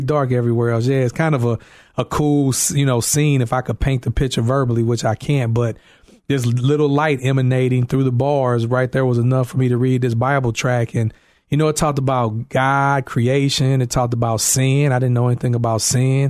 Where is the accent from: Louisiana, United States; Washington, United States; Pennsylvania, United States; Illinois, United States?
Illinois, United States; East St. Louis; moved away as an adult; now in Carol Stream, United States; I'm from East Saint Louis, Illinois